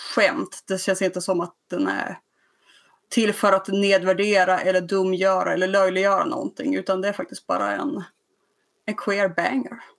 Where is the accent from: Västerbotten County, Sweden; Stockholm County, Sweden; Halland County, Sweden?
Västerbotten County, Sweden; Skellefteå; jag kommer från Skellefteå